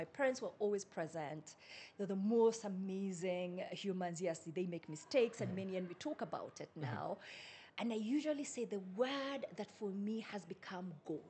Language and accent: English; Solai, Nakuru County, Kenya; So I grew up in a place called Solai.